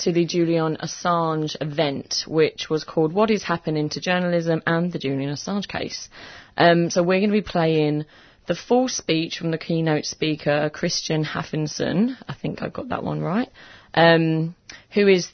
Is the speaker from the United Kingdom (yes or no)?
yes; England, United Kingdom; I'm just being very English